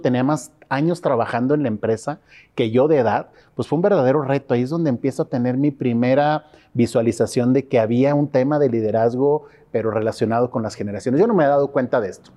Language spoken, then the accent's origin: Spanish; Torreón, Coahuila, Mexico; Torreón, Coahuila, México.